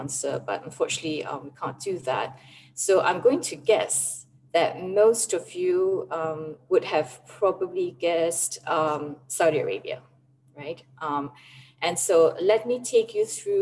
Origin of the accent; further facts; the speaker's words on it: Singapore; now in United Arab Emirates; this is kind of like national service being a Singaporean, but I'm away in the UAE